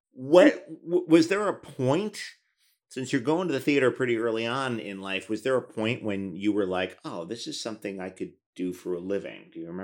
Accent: New York, United States; that's the funny thing about growing up in New York is that you see stuff that, you know, a lot of our peers didn't discovered till their 20s.

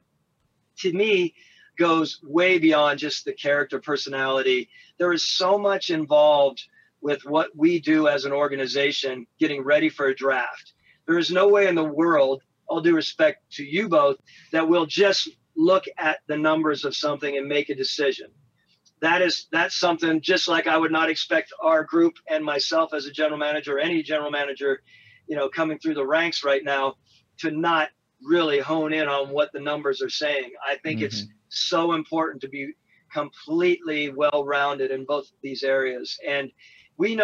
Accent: Colorado, United States; I came from God's country, Colorado

